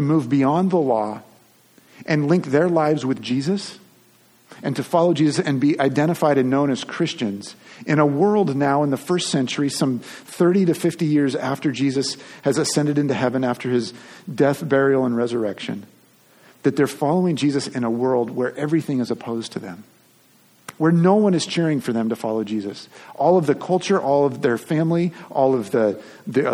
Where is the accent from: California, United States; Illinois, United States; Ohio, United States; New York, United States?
California, United States; Long Beach; I grew up in Long Beach, California, and was probably 10-12 minutes from the beach